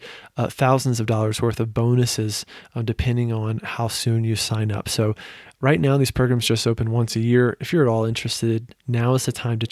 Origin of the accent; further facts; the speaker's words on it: Virginia, United States; I'm from Virginia